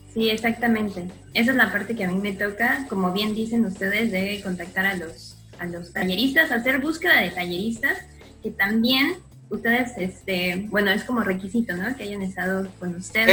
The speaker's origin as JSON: {"language": "Spanish", "region": "Mexico City", "country": "Mexico", "moved": "as an adult", "lives_now": "Cancún, Mexico", "said": "soy de la Ciudad de México"}